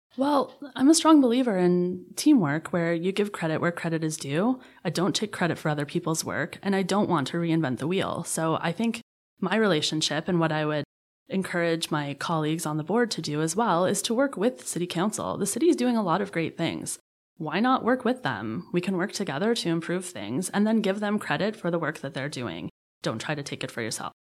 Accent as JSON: {"language": "English", "town": "Hamilton", "region": "Ontario", "country": "Canada", "tie": "born or raised there", "also_born_or_lived": "Ottawa", "said": "I grew up in the Hamilton Niagara region"}